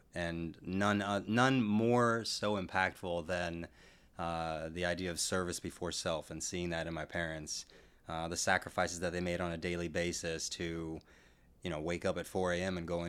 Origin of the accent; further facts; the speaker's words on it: San Antonio, Texas, United States; also born or lived in Netherlands / Iceland; I was born in the Netherlands. {S0} Wow. {S1} I lived in Iceland for a little while, and I grew up mostly in San Antonio.